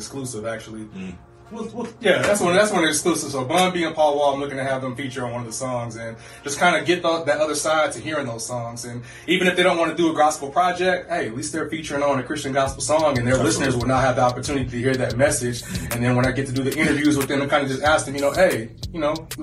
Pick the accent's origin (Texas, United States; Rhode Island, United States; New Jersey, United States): Texas, United States; Houston; I'm from Houston, Texas.